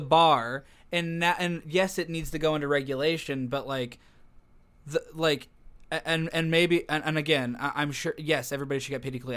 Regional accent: United States; I'm American

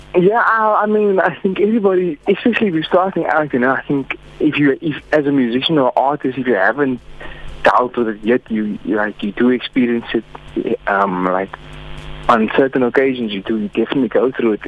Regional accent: Hermanus, Western Cape, South Africa; now in Cape Town, South Africa; currently based in Cape Town. Um, I'm from Hermanus

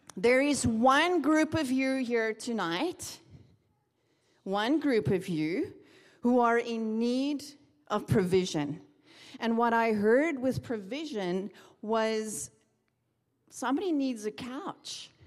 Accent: South Africa; moved away as an adult; now in Redding, United States; I'm from South Africa

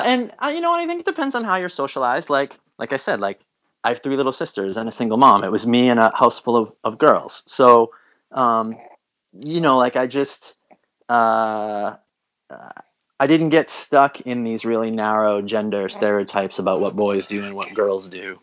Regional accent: United States; also born or lived in New England; as an American

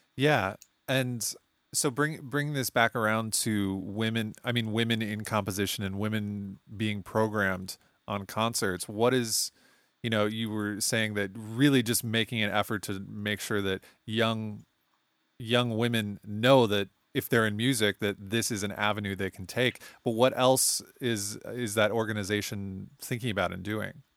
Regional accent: United States; I'm an American

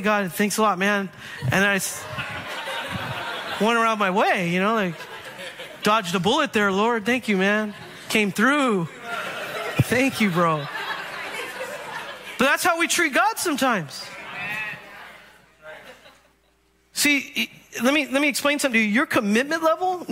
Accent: Bay Area, California, United States; I grew up in the Bay Area

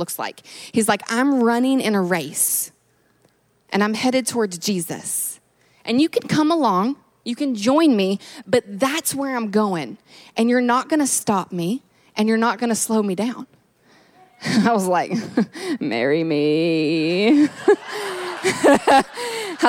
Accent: Kentucky, United States; moved away; I'm originally from Kentucky

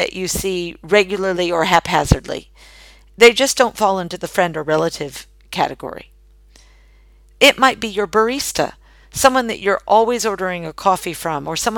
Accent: United States; moved away as an adult; now in Australia; as an American living in Australia and selling candles exclusively in Australia

